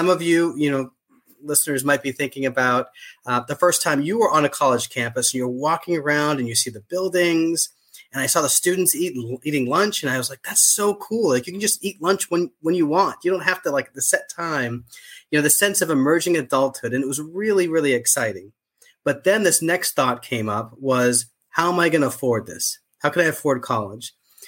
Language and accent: English; Boston, Massachusetts, United States; So I was born and raised in Boston, rarely left the city. I used to have an accent. My family still does, but I lost my accent because I've been gone for so long.